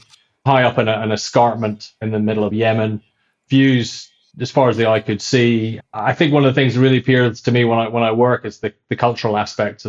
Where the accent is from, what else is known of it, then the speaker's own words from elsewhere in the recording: Scotland, United Kingdom; I'm Scottish